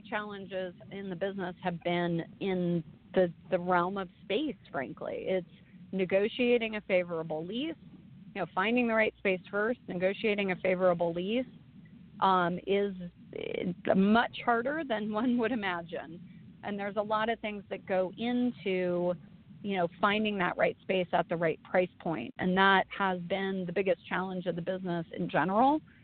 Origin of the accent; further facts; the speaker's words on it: Arroyo Grande, California, United States; moved away; I grew up on the Central Coast. In Arroyo Grande, California.